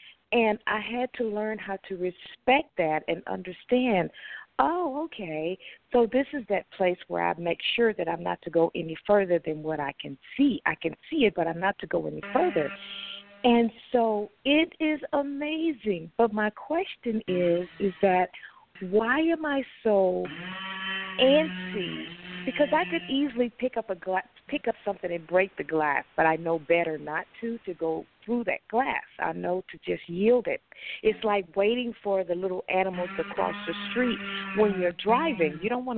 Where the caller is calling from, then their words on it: Texas, United States; I'm calling from Texas.